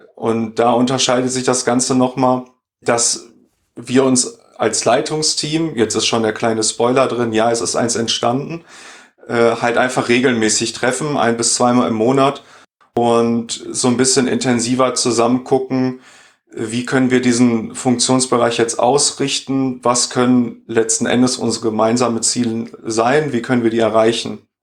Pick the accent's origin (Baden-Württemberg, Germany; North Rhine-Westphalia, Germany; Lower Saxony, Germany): North Rhine-Westphalia, Germany; Sauerland; moved away as an adult; also born or lived in Dortmund; now in Düsseldorf, Germany; Ich bin nämlich geboren und aufgewachsen im Sauerland